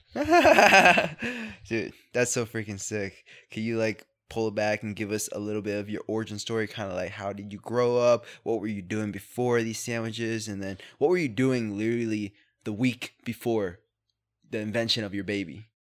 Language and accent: English; Camden, New Jersey, United States; I was born in Camden